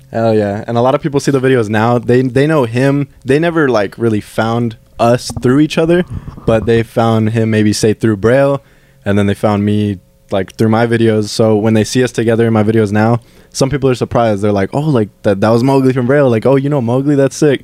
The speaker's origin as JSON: {"language": "English", "town": "Fillmore", "region": "California", "country": "United States", "tie": "born or raised there", "said": "here in Fillmore, in my hometown"}